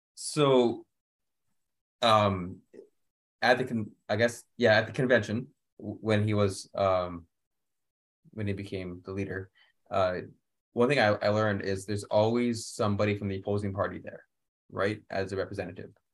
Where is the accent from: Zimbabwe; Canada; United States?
Canada; I, as a Canadian, you know we grow up with a queen.